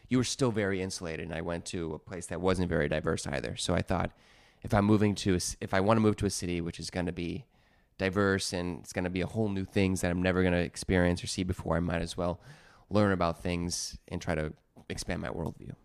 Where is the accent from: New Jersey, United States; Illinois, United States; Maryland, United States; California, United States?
Illinois, United States; Chicago; moved away as an adult; now in New York City, United States; growing up in Chicago in the '90s